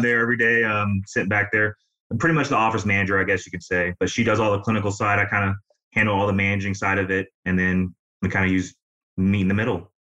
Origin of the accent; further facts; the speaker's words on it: Illinois, United States; now in Tampa, United States; I grew up in Illinois, but I've been here for about 15 years